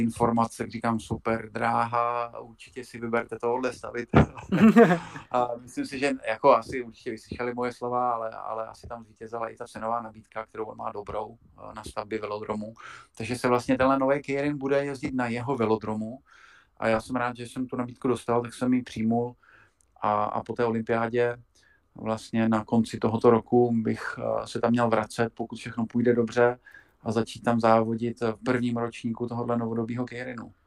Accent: South Moravian Region, Czechia; já jsem taky Moravák, eh, která je eh, z Hodonínska, z Kijovska. Já jsem částečně taky od, tam, od, od tama

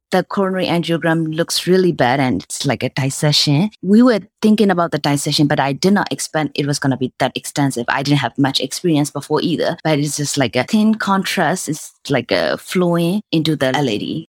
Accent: Myanmar; moved away as an adult; also born or lived in Michigan; I was born and raised in Myanmar

